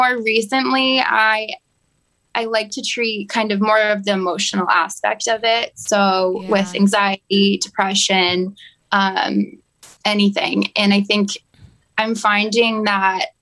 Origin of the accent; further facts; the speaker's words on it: Sherborn, Massachusetts, United States; I grew up in Sherbourne, Massachusetts